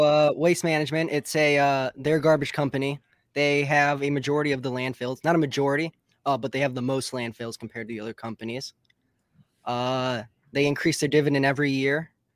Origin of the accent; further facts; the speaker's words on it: West Bloomfield, Michigan, United States; I'm from West Bloomfield, Michigan, which is about forty-five minutes outside of Detroit.